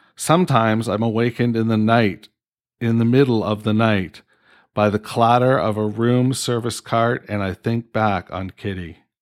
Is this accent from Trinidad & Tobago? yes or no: no; Canada; I'm fucking Canadian